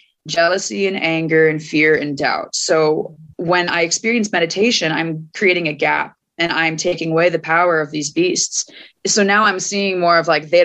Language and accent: English; Fort Collins, Colorado, United States; moved away as an adult; also born or lived in Portland, Oregon / Gold Hill, Oregon / Philadelphia / New Jersey; I went from my hometown of Fort Collins up to Portland, Oregon